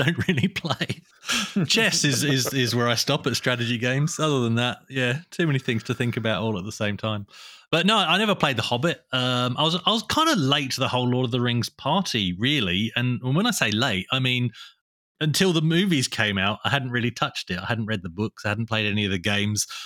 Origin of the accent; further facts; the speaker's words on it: England, United Kingdom; now in Australia; I was born in England and moved to Australia